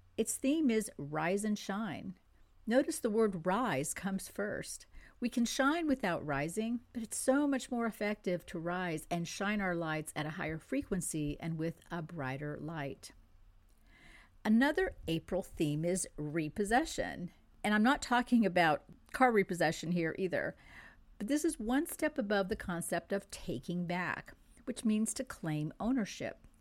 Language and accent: English; France; first language French; English is a second language; moved away; I was born in France. I grew up in France